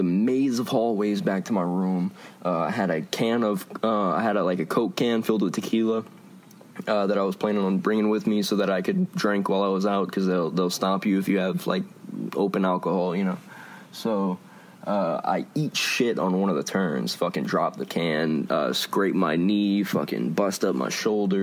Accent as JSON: {"language": "English", "town": "Lafayette", "country": "United States", "tie": "born or raised there"}